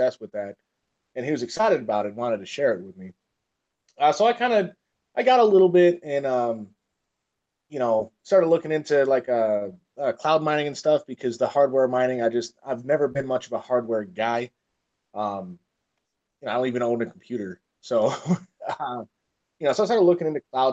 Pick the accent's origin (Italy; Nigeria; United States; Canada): United States; Michigan; I grew up in Michigan